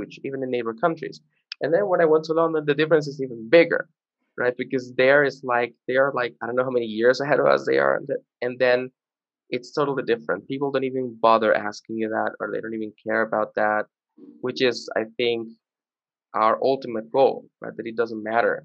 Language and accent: English; Venezuela; also born or lived in Caracas, Venezuela; now in Colombia; I grew up in Venezuela, and when I moved to Colombia